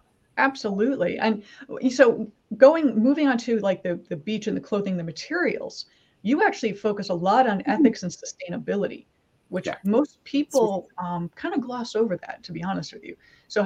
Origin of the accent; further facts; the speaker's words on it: Michigan, United States; winter growing up in Michigan